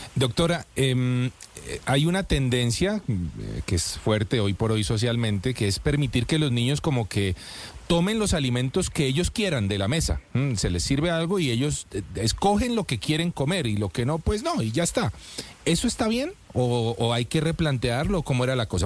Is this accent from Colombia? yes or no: yes; Colombia; now in United States; a nosotros como colombianos que somos dulceritos